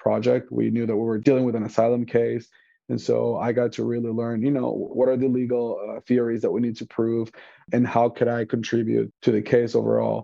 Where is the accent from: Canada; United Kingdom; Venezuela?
Venezuela; now in Chicago, United States; I am an immigrant. I am originally from Venezuela. I am bilingual. I speak Spanish.